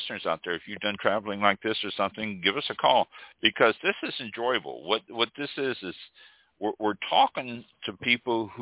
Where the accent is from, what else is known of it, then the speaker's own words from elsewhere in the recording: Kansas City, United States; I am from Kansas City